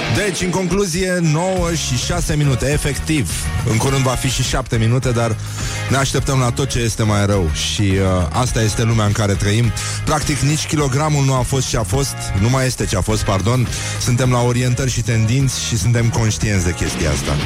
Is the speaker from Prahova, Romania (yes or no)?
no; Brăila, Brăila County, Romania; eu ca brăilean